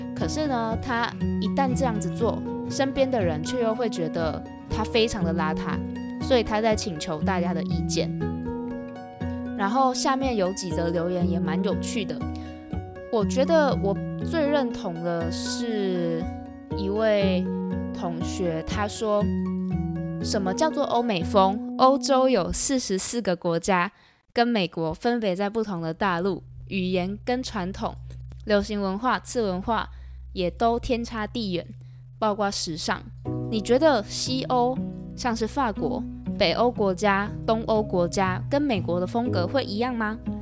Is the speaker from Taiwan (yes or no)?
yes; Taiwan; 我们台湾人